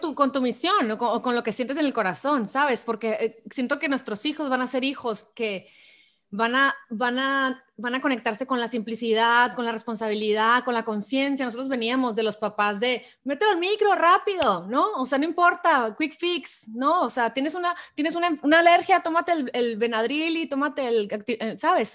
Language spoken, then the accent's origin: Spanish; Hermosillo, Sonora, Mexico; moved away as an adult; now in San Diego, United States; yo que soy de Hermosillo originalmente, pero vivo aquí en San Diego hace 10 años ya casi